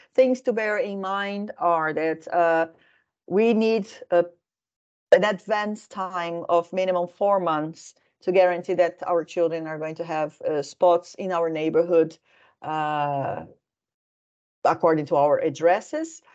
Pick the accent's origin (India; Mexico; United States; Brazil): Brazil; moved away as an adult; also born or lived in Helsinki, Finland; now in Finland; I am originally from Brazil